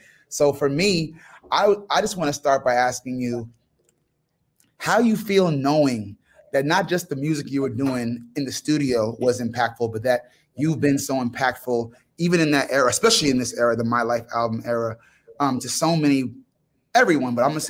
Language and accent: English; New York City, New York, United States; now in Nashville, United States; I'm a New Yorker like you. So I grew up in Manhattan.